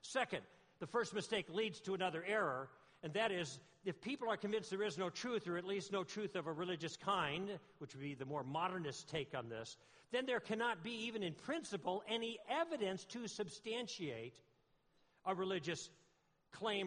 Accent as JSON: {"language": "English", "region": "Southern California", "country": "United States", "said": "I'm from Southern California, and I live on the West End, which is by the coast"}